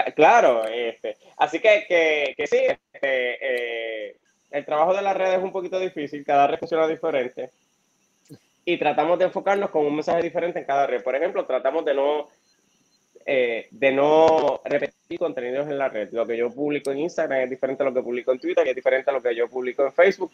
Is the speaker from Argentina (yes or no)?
no; Florida, Puerto Rico; soy del municipio de Florida, me crié toda mi vida en Florida